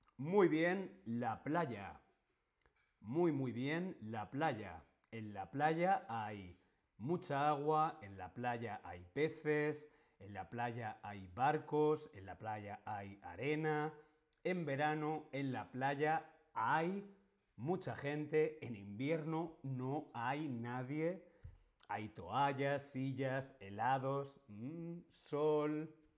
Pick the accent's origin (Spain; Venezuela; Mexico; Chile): Spain; yo soy actor, yo soy streamer, yo soy español.